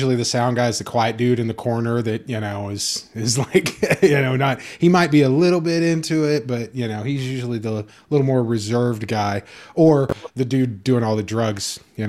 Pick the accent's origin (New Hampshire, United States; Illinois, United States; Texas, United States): Texas, United States; I was born in Texas